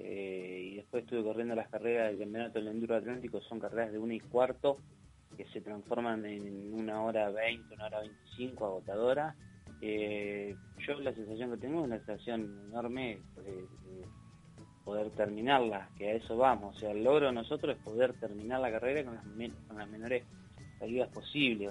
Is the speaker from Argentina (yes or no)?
yes; Mar de Ajó, Buenos Aires Province, Argentina; Yo soy de Marajó, del Partido de la Costa